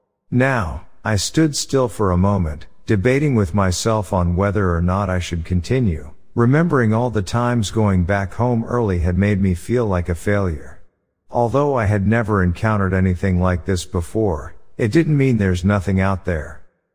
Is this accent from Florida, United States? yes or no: no; California, United States; I'm from California, and I was in the northeastern corner of North Carolina the day before Thanksgiving visiting a friend.